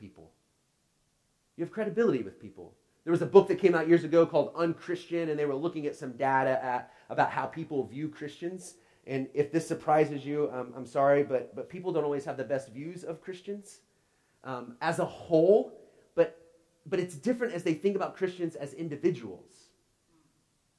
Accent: Oklahoma, United States; I grew up in Oklahoma

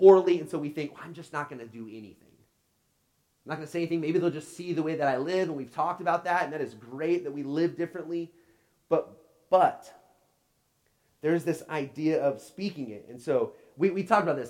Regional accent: Oklahoma, United States; I grew up in Oklahoma

